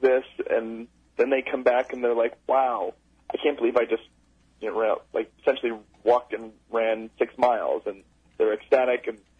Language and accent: English; Rochester, New York, United States; my hometown of Rochester, New York